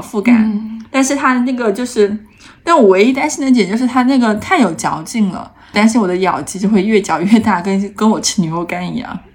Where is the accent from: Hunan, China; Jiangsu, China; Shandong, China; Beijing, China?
Hunan, China; 我作为一个湖南人